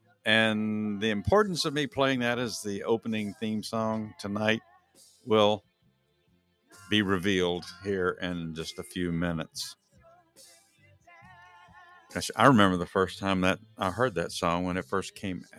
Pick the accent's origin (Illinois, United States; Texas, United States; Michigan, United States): Texas, United States; now in Georgia, United States; Ever since I moved to Georgia, I came from Texas, so I was a University of Texas Longhorn for the long time